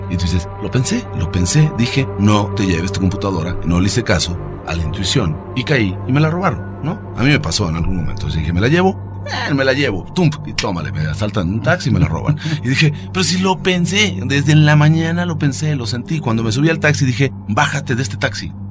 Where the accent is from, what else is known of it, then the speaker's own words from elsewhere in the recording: Mexico; tratar de reflexionar sobre quiénes somos como mexicanos a estas alturas.